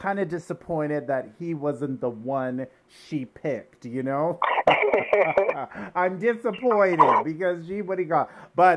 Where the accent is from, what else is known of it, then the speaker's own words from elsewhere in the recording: Durham Region, Ontario, Canada; I grew up in Durham region too